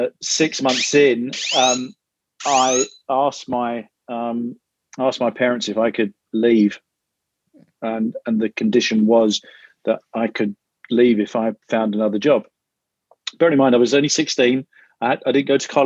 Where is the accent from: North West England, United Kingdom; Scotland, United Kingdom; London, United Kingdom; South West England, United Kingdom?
London, United Kingdom; moved away as an adult; now in Chicago, United States; I grew up in North London